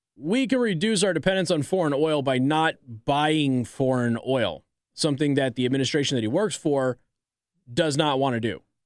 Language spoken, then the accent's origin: English; Nevada, United States; My hometown of Nevada